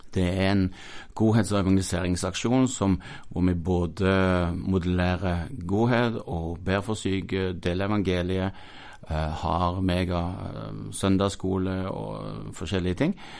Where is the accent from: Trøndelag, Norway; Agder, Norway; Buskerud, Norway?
Agder, Norway; Mandal; moved away; also born or lived in Stavanger, Norway / Paris, France / Sandnes, Norway; jeg kommer fra Mandal. Eh, det blide Sørland. Eh, og har fått gå i lære hos gode folk og vokse som disippel på bedehuset i Mandal